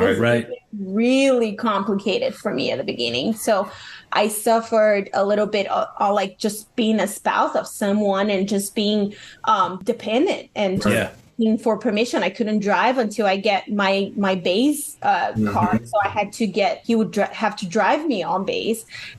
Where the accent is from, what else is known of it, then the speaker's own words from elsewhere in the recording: London, United Kingdom; I came from London. I speak a British, you know, English.